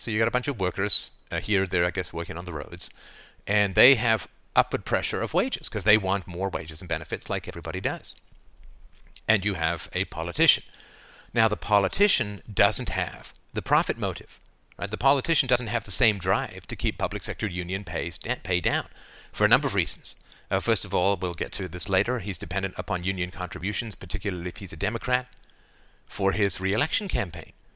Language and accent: English; Canada; I say we as a Canadian